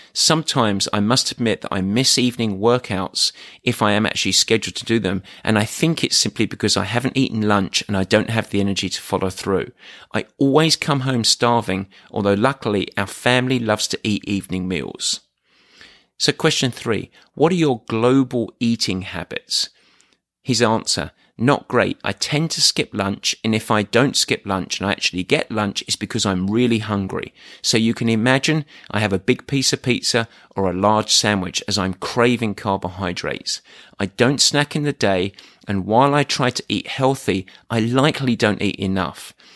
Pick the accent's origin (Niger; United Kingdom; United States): United Kingdom; England; I'm English